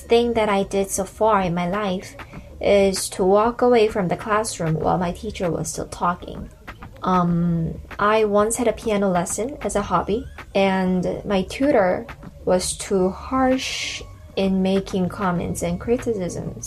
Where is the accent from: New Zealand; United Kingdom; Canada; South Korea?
South Korea; I'm from Korea